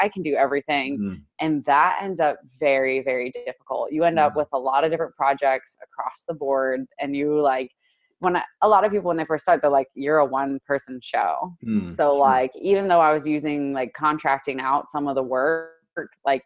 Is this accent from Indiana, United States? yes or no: yes; Indiana, United States; also born or lived in Chicago, Illinois; I grew up in Indiana. I was born in Chicago and I grew up in Indiana.